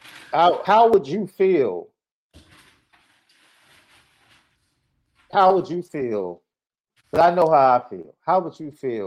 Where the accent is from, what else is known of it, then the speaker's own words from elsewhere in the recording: Chicago, Illinois, United States; I'm from Chicago.